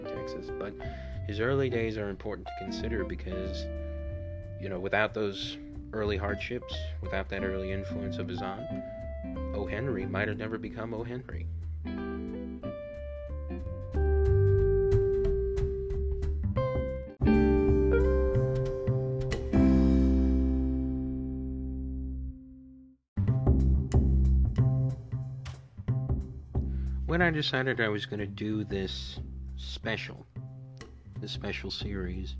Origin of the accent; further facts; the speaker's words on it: Honduras; the country of Honduras, my home country